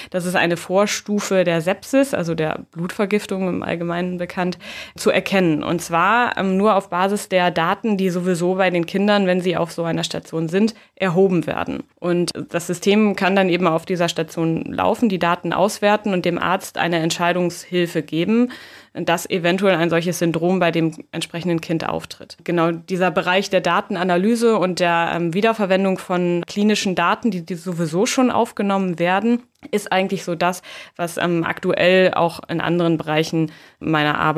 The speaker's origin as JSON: {"language": "German", "town": "Oldenburg", "region": "Lower Saxony", "country": "Germany", "moved": "as an adult", "said": "Ich komme eigentlich aus Oldenburg, aus Norddeutschland, bin also dann relativ früh relativ weit weggegangen"}